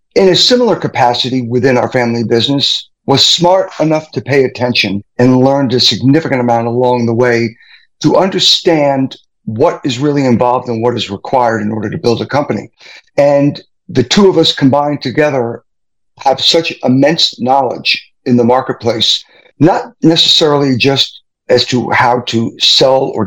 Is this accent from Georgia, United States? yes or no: no; New York, United States; now in Arizona, United States; I am originally from New York. We moved to Arizona in 1997